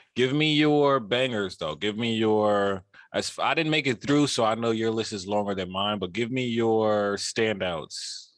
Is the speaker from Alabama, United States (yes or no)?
no; New York City, New York, United States; I'm from Queens.